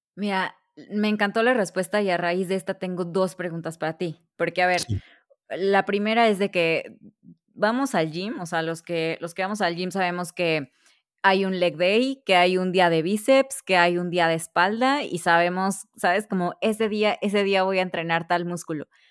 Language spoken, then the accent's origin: Spanish; Veracruz, Mexico; Yo soy de Veracruz